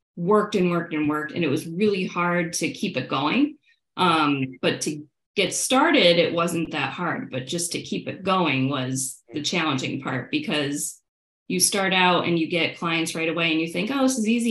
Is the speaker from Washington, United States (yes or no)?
no; Syracuse, New York, United States; moved away as an adult; I grew up in Syracuse, New York, where there was nothing